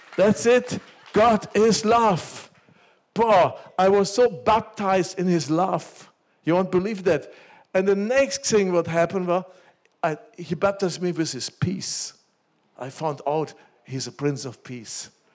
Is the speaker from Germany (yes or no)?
yes; Germany; when I grew up in Germany, after Second World War, my parents, they took me to church